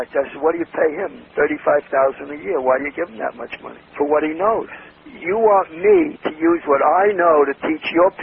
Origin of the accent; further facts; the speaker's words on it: New York City, New York, United States; also born or lived in Long Island; I was born on the Lower East Side of New York from a poor family